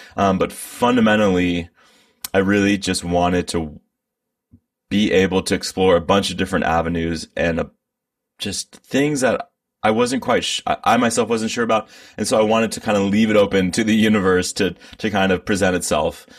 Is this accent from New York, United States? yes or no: no; Bay Area, California, United States; I'm from the Bay Area. I've been here my whole life.